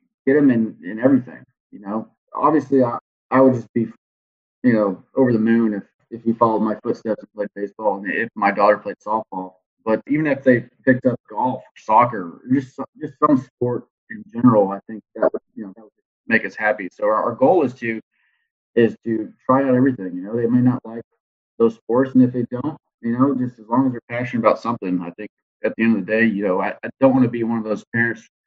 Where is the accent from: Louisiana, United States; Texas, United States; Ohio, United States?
Texas, United States; Houston; moved away as an adult; now in Corpus Christi, United States; grew up on the southwest side of Houston